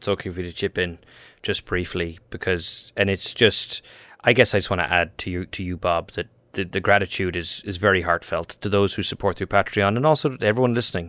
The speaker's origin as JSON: {"language": "English", "country": "Ireland", "moved": "yes", "said": "because I'm Irish."}